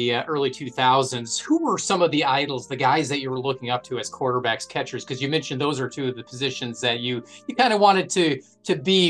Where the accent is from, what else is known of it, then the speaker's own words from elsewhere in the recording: Midwest, United States; growing up in the Midwest